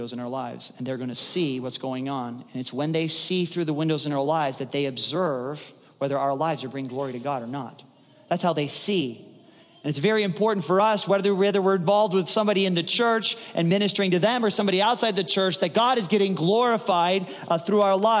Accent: United States; we as Americans

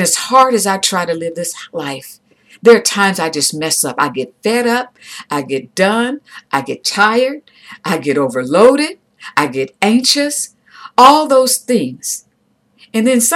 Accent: United States; I'm an American

